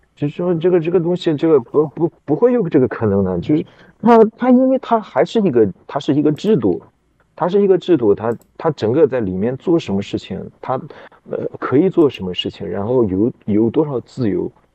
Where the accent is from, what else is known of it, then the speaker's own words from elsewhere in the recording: Xinjiang, China; 我是新疆人